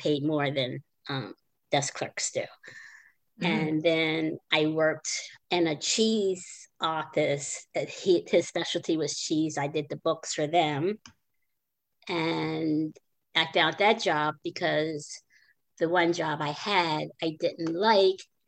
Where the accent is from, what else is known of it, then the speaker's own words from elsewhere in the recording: Maryland, United States; moved away; I grew up in Maryland.